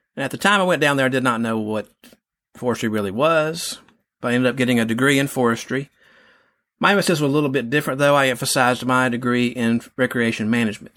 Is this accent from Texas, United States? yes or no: yes; Texas, United States; I grew up he, here in Texas. I've lived other places